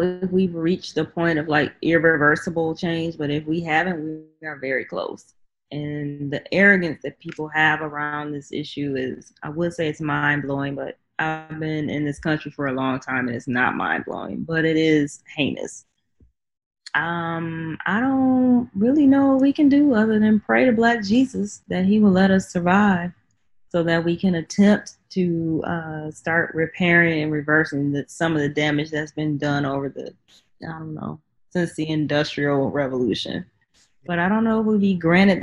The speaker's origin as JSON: {"language": "English", "region": "Midwest", "country": "United States", "tie": "born or raised there", "said": "I grew up in the Midwest, so I'm used to seeing tornadoes"}